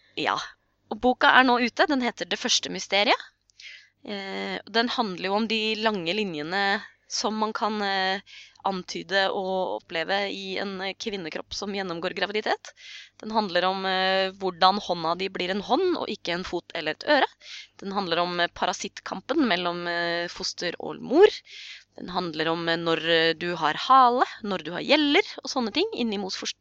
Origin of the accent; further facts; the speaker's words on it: Norway; vi nordmenn, for oss så er jo tro en privatsak